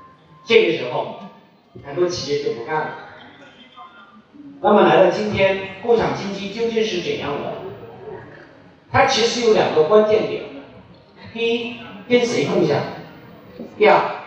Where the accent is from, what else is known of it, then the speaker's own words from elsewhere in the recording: Shenzhen, Guangdong, China; 我们是深圳人，